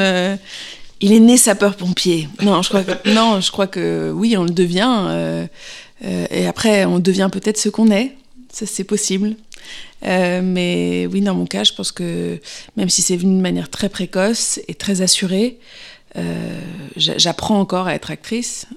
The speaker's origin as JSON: {"language": "French", "town": "Paris", "region": "Île-de-France", "country": "France", "tie": "born or raised there", "also_born_or_lived": "London", "moved": "as an adult", "said": "je suis née à Paris"}